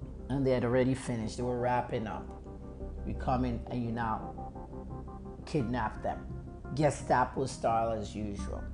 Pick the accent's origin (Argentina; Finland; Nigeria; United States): Nigeria; I'm a Nigerian journalist, a clinical pharmacist, and a PR specialist and activist